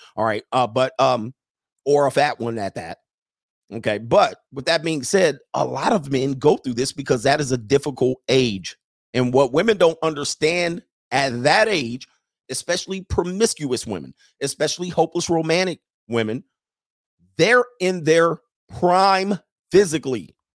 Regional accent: Southern California, United States; moved away as an adult; now in Italy; I grew up in Southern California

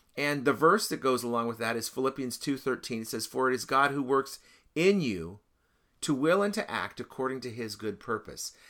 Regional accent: United States; I didn't decide to be an American. I was just an American. I was born here

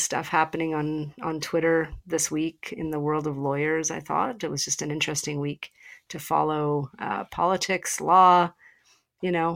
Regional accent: Canada; as a Canadian

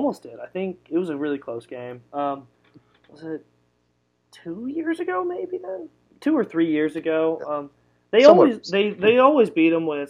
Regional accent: Austin, Texas, United States; I grew up in Austin my whole life and supported the Longhorns that whole time

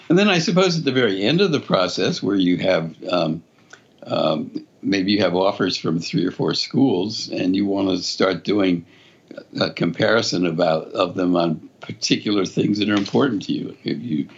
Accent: Philadelphia, Pennsylvania, United States; moved away as an adult; also born or lived in Connecticut; I grew up in Philadelphia, went to one of the Quaker schools in Philadelphia

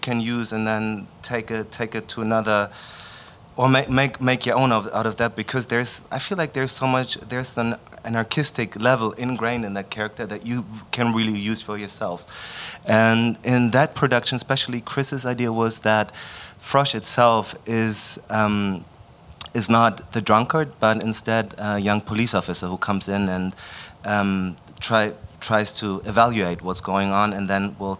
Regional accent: Berlin, Germany; moved away; also born or lived in Vienna; I'm from Berlin. I grew up in Berlin

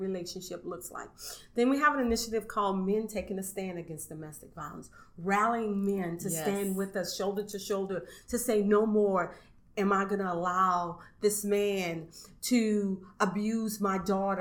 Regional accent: Arnaudville, St. Landry Parish, Louisiana, United States; I'm from Orneville, St. Landry Parish.

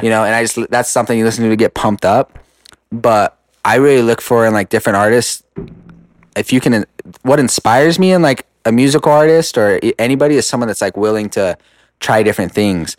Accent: Rupert, Idaho, United States; I'm from Rupert

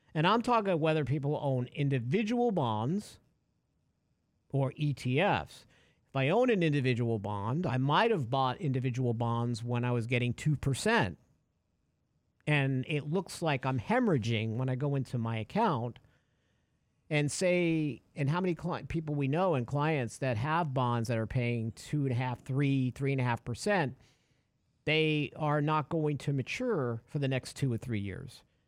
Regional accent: New York, United States; We were growing up in New York.

